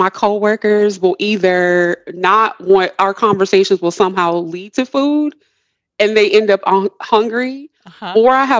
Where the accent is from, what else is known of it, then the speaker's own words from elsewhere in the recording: Midwest, United States; moved away; I'm originally from the Midwest, meat and potato country